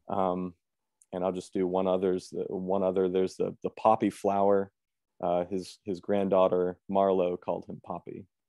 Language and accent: English; Lancaster, Pennsylvania, United States; moved away as an adult; now in Chicago, United States; I was born and raised in Lancaster